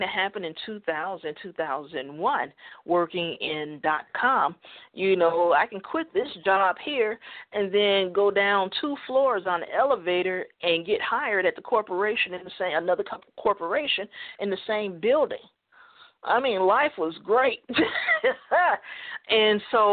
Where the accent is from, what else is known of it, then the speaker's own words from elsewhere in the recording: United States; I'm an American